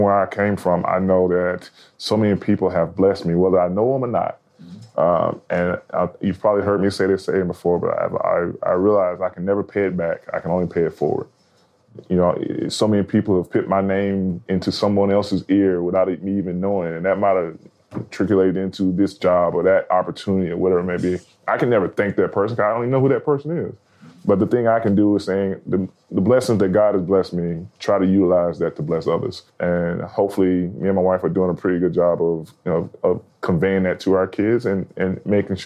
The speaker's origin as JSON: {"language": "English", "region": "Alabama", "country": "United States", "moved": "yes", "said": "I'm from Alabama."}